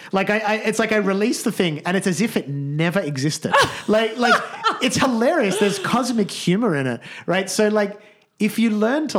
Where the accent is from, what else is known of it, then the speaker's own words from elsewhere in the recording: Australia; as an Australian Jewish middle-class guy